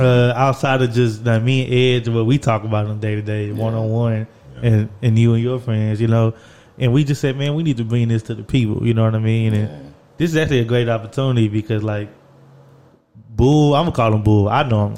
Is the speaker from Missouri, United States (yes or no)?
no; Orange, Texas, United States; we grew up in Orange, Texas